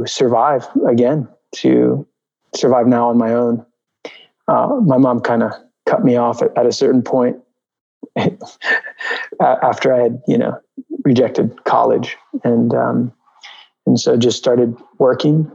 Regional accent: New York, United States; also born or lived in Albuquerque, New Mexico; I grew up in New York. I grew up on the Upper West Side. I was born in Albuquerque, New Mexico

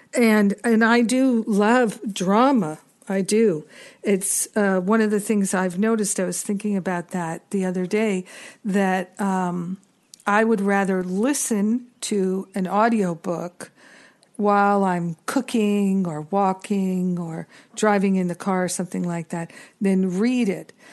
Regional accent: United States; as an American

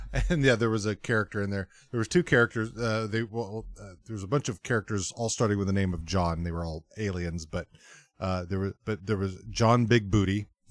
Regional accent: Texas, United States; I grew up on a cattle ranch in Texas.

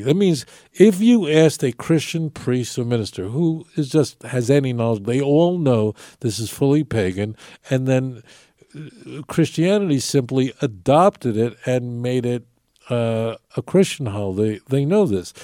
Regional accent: New York City, New York, United States; Growing up in New York, seeing uh, it was ubiquitous to see people walking around me who had numbers on their arms

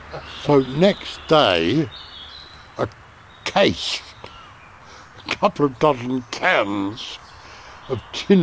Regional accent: United Kingdom; Oh, you're a limey. I said, well, yeah, I'm British.

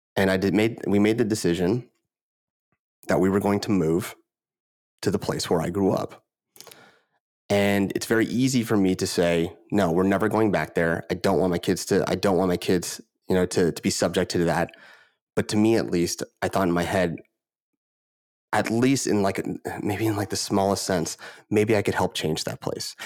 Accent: Moraga, California, United States; also born or lived in Honolulu, Hawaii; we moved here, uh, a little bit under, when I was under five. And I grew up in a town in Northern California, called Moraga

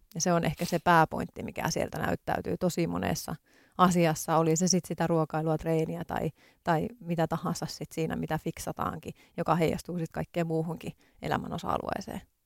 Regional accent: Tornio, Lapland, Finland; moved away as an adult; now in Helsinki, Finland; mä olen Torniosta kotoisin

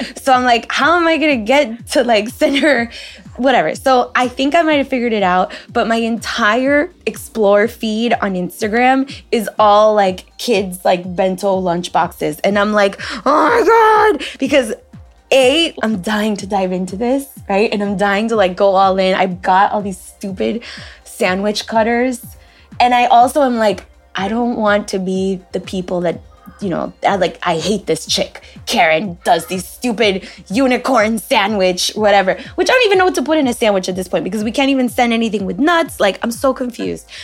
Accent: United States; first language Spanish; English is a second language; I'm Peruvian. I was born here in the United States, but my first language is Spanish

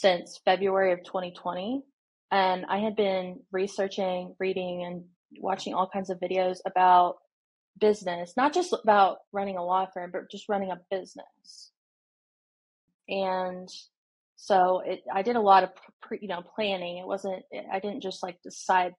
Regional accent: Indiana, United States; moved away as an adult; now in Nashville, United States; I am from Indiana.

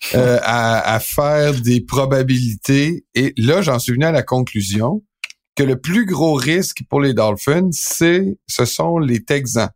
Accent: Quebec, Canada; also born or lived in Aix-en-Provence, France; quand je suis revenu au Québec, là, ça m'a pris plusieurs années de perdre mon accent français. Et euh, c'était un accent du midi

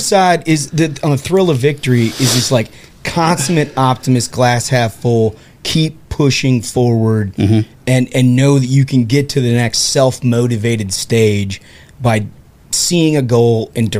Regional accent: Midwest, United States; We're from the Midwest.

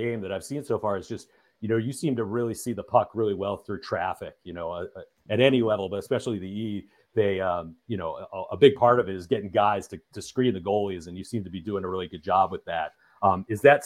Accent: Michigan, United States; I'm from Michigan

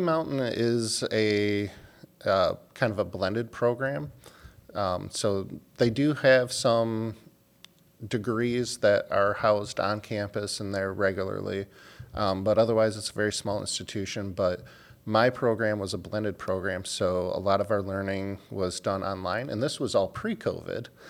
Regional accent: Dearborn, Michigan, United States; now in Baltimore, United States; I'm actually from a suburb of Detroit. uh, called Dearborn, Michigan

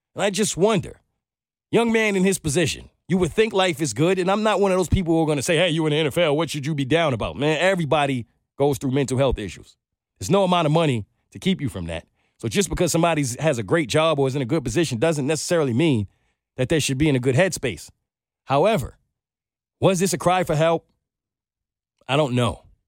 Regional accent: New York, United States; moved away; I'm from New York

